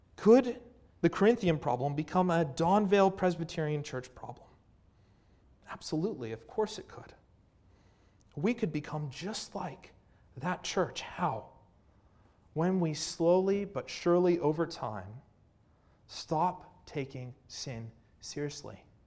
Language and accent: English; Canada; I'm from Canada